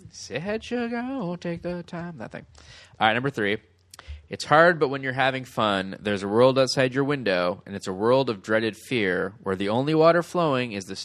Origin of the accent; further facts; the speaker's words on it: Davis, California, United States; I grew up in Davis.